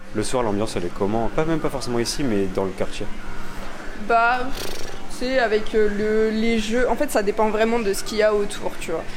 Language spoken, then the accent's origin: French; Mexico; French is a second language; moved away as an adult; now in Lille, France; je suis Mexicain